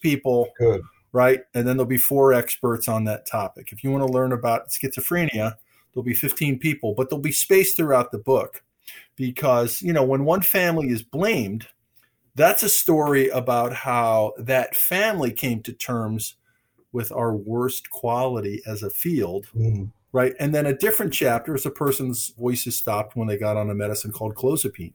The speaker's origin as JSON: {"language": "English", "region": "Michigan", "country": "United States", "said": "I'm from Michigan"}